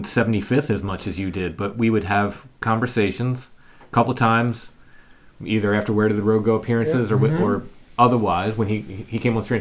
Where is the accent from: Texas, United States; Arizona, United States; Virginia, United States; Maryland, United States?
Maryland, United States; that accent that Jeff had, which was a very Maryland accent, and I'm from Maryland, so I'm allowed to say this.